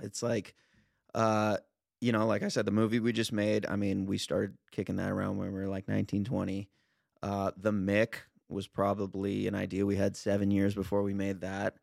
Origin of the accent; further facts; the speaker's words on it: Los Angeles, California, United States; now in Venice, United States; I'm a Val, I grew up in the Valley